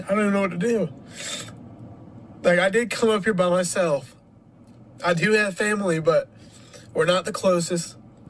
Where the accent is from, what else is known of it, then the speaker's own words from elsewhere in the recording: Ohio, United States; moved away as an adult; I'm originally from Ohio.